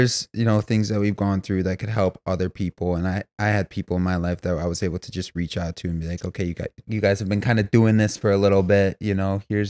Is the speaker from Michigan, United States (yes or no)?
yes; Grand Rapids, Michigan, United States; born and raised in Grand Rapids, Michigan